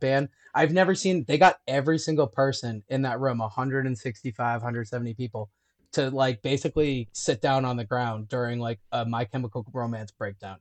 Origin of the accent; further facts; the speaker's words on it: Liverpool, New York, United States; moved away; also born or lived in Syracuse, New York; I'm from Syracuse originally